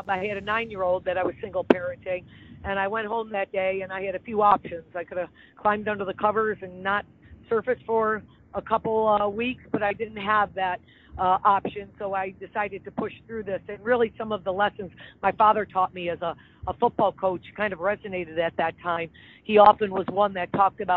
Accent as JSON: {"language": "English", "town": "Niagara Falls", "region": "New York", "country": "United States", "tie": "born or raised there", "also_born_or_lived": "Buffalo, New York / Miami, Florida", "moved": "as an adult", "lives_now": "Florida, United States", "said": "I grew up in Niagara Falls, New York, and my bachelor and master's degree are from the State University of New York at Buffalo"}